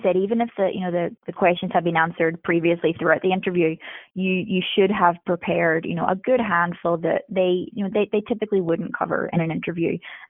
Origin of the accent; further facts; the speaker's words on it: Northern Ireland, United Kingdom; I'm originally from Northern Ireland. I am a military brat, so moved around a lot. Most recently was living in Japan